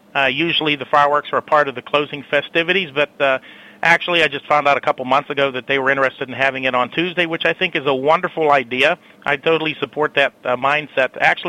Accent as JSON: {"language": "English", "town": "McKeesport", "region": "Pennsylvania", "country": "United States", "tie": "born or raised there", "lives_now": "White Oak, United States", "said": "I was born and raised in McKeesport and graduated in 1992 from McKeesport High School. So McKeesport's very near and dear to my heart, even though I live over in White Oak now."}